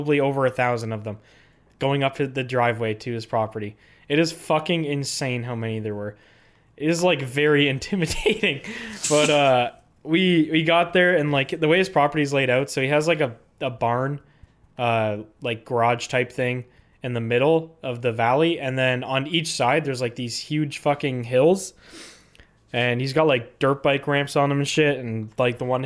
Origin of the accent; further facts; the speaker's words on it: Canada; as a Canadian